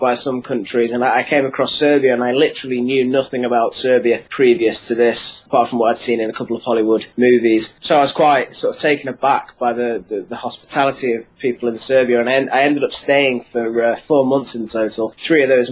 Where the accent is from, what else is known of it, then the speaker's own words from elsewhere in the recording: Cheshire, North West England, United Kingdom; I'm from Cheshire, so just outside of Manchester